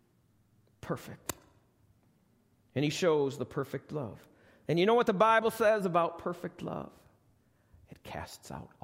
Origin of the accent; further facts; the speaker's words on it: United States; I'm an American